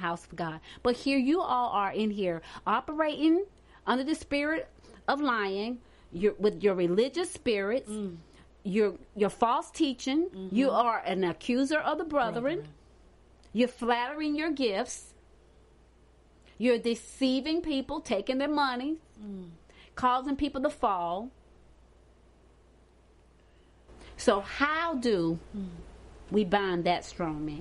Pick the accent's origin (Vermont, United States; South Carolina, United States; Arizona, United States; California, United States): South Carolina, United States; Hartsville; I'm from Artsville, South Carolina